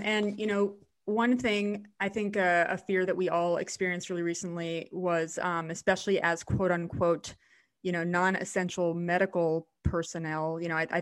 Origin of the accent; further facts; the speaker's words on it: South Florida, United States; I live in South Florida and I'm born and raised in South Florida.